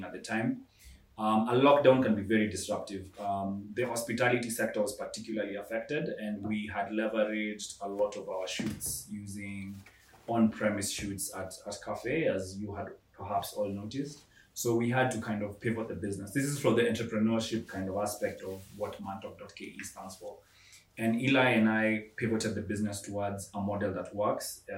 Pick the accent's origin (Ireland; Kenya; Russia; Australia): Kenya; I'm Kenyan